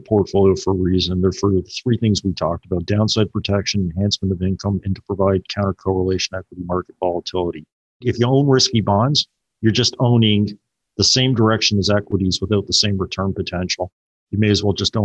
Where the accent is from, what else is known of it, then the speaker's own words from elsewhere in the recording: Toronto, Ontario, Canada; I'm from Toronto.